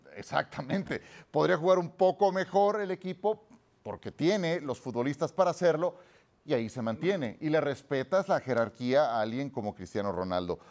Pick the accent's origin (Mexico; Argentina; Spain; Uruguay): Mexico; por supuesto que no soy mexicanísimo